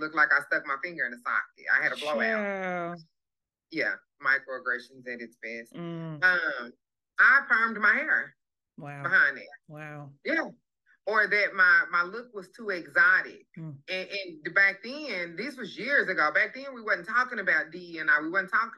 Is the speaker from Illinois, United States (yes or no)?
no; Pine Bluff, Arkansas, United States; I'm from Pine Bluff, Arkansas